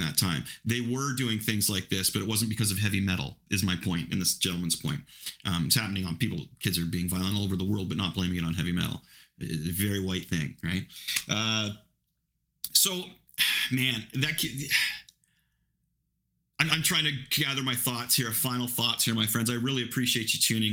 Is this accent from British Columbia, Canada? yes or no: no; Ingersoll, Ontario, Canada; I grew up in Ingersoll